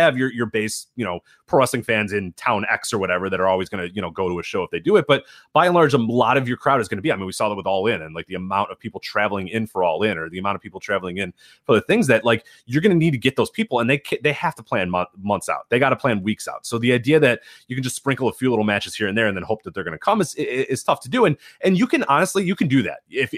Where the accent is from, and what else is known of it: United States